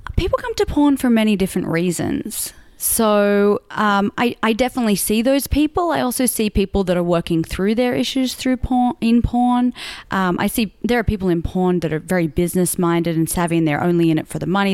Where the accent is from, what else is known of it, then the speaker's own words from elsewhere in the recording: Sydney, New South Wales, Australia; moved away as an adult; also born or lived in Melbourne, Australia; now in Los Angeles, United States; I grew up in Sydney, and then I, I did high school there, and then I moved to Melbourne uh, to do my university degree.